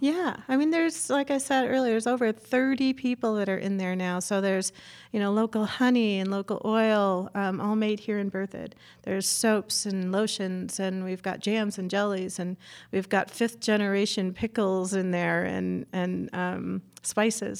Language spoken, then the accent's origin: English; Chicago, Illinois, United States; moved away; I grew up in Chicago, and we had a old-fashioned deli